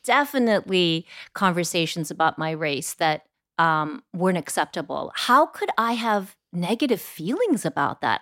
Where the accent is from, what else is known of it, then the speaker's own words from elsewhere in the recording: Bay Area, California, United States; I grew up in the Bay Area